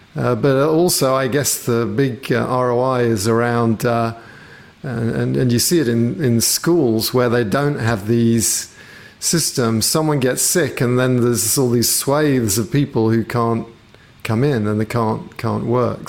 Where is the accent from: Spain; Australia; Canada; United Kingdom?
United Kingdom; England; being British, or at least having grown up in England